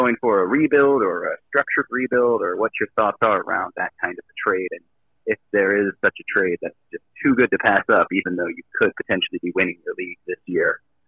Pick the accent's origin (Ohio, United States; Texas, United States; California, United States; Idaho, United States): Ohio, United States; I'm from Ohio